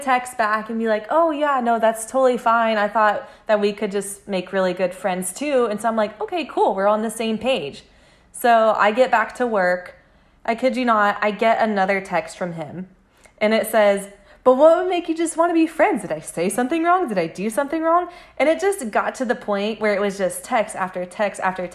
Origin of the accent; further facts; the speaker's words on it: Georgia, United States; I'm from Georgia